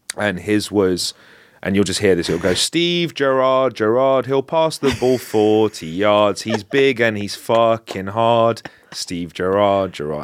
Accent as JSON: {"language": "English", "region": "London", "country": "United Kingdom", "tie": "born or raised there", "said": "I'm not from North London, I'm from North West London"}